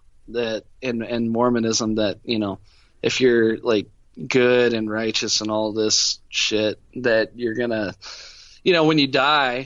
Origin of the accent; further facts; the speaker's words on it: Wichita, Kansas, United States; I grew up on like West Wichita